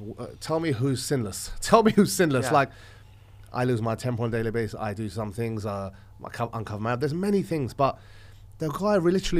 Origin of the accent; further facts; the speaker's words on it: London, United Kingdom; I'm an Orthodox Christian. I'm from Texas. I'm from London.